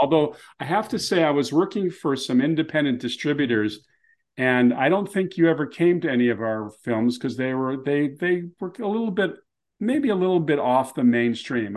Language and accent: English; Los Angeles, California, United States; I grew up in Beverlywood